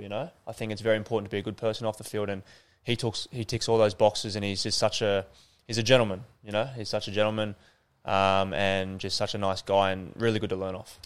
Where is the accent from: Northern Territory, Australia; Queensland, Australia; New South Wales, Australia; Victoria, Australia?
New South Wales, Australia; Sydney; moved away as an adult; now in Adelaide, Australia; I started back in Sydney. Obviously, I'm from Northern Beaches